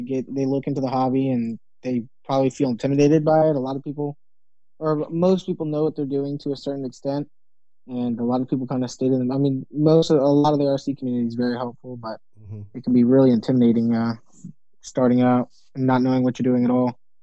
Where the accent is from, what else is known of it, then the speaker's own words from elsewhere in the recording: Virginia Beach, Virginia, United States; I'm from Virginia Beach, Virginia, on the East Coast